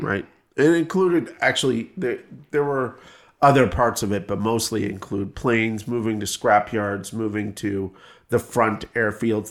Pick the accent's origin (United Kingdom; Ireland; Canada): Canada; moved away; I come from Canada